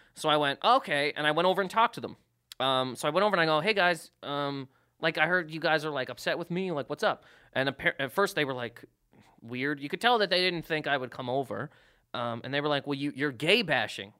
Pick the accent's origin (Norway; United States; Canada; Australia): Canada; moved away; I'm from Canada